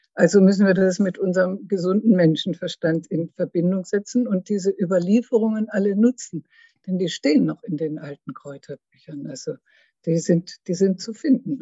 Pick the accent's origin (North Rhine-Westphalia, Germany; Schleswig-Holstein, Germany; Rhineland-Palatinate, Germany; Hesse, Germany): Schleswig-Holstein, Germany; moved away as an adult; also born or lived in Lake Constance / Frankfurt; now in Karlsruhe, Germany; aus Norddeutschland, aus Schleswig-Holstein, bin ich an den Bodensee gegangen